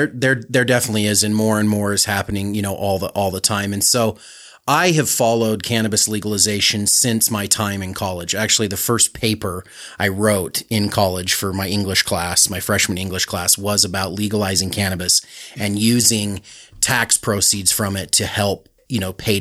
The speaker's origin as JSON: {"language": "English", "town": "Sandy", "region": "Utah", "country": "United States", "tie": "born or raised there", "said": "So I grew up in Sandy, okay. went to Skyline High School"}